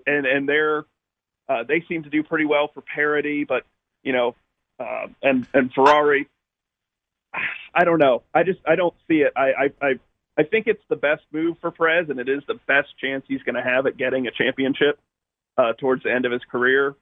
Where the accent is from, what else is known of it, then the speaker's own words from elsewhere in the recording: United States; as an American